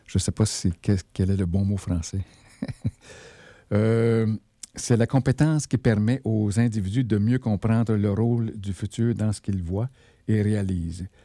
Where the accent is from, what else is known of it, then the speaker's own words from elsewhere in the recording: Val-d'Or, Quebec, Canada; also born or lived in Malartic; c'est chez nous, d'où je viens, euh, à Val-d'Or